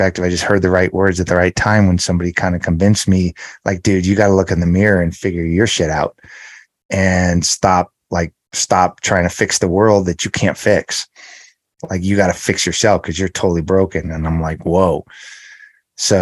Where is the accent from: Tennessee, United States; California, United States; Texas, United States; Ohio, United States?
California, United States; Los Angeles; I grew up in the San Fernando Valley area of Los Angeles